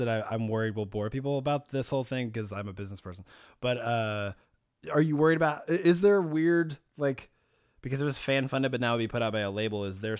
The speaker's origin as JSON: {"language": "English", "region": "Arkansas", "country": "United States", "tie": "born or raised there", "said": "I grew up in Southwest Arkansas. You wouldn't have known that."}